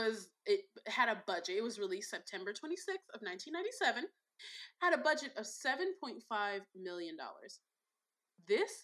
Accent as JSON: {"language": "English", "town": "Chicago", "region": "Illinois", "country": "United States", "tie": "born or raised there", "said": "that's my hometown, and a place I'm very, very proud to be from"}